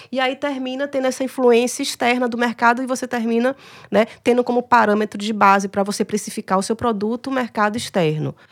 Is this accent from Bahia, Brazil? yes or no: yes; Bahia, Brazil; moved away as an adult; now in Ceará, Brazil; Eu sou baiana